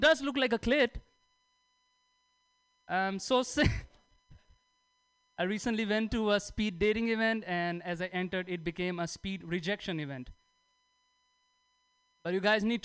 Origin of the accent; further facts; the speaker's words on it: India; moved away; I'm from India